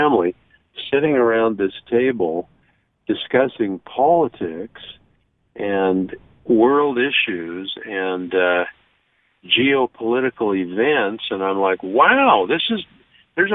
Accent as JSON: {"language": "English", "town": "Logan", "region": "Utah", "country": "United States", "tie": "born or raised there", "said": "I was growing up in Logan"}